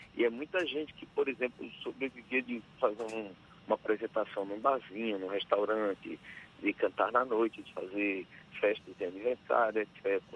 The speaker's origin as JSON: {"language": "Portuguese", "area": "Riachão do Jacuípe", "region": "Bahia", "country": "Brazil", "said": "Guiação do Jacuípe, na minha cidade"}